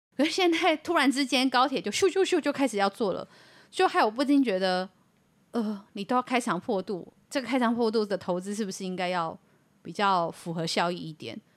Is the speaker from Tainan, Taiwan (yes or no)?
no; Yilan County, Taiwan; 是我们宜兰人承担雪山隧道开通以后的冲击啊